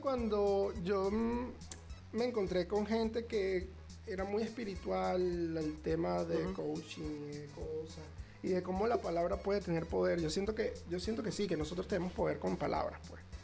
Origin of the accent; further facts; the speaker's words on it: Venezuela; soy el comunicador social más alejado del tema noticioso en mi país